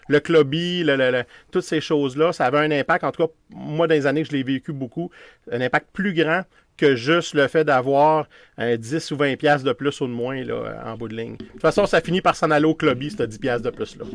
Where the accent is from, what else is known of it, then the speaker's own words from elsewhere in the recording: Quebec City, Quebec, Canada; je viens de Québec